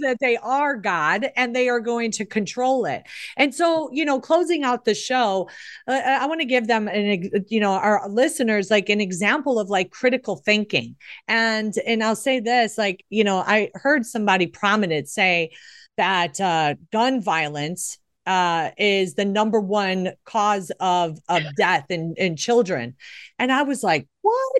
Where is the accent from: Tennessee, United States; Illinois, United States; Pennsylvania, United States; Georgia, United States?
Illinois, United States; Chicago; I grew up in Chicago